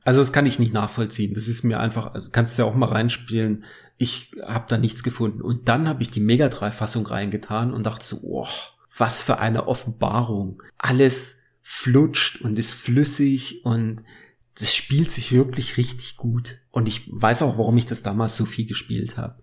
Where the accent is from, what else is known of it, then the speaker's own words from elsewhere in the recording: Germany; wir sind aus Deutschland